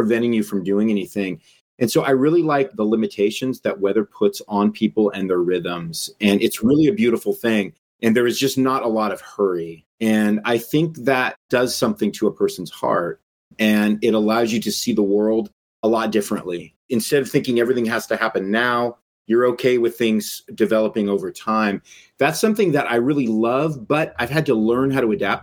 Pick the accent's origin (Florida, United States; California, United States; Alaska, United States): California, United States; Southern; moved away as an adult; now in Ohio, United States; born and raised in Southern California